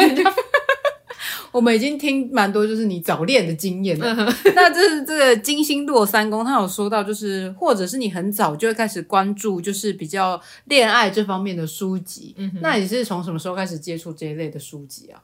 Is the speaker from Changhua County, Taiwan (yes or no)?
yes; Changhua County, Taiwan; 我的家，就是我是彰化人，然后我们家嗯哼。其实就算是比较乡下的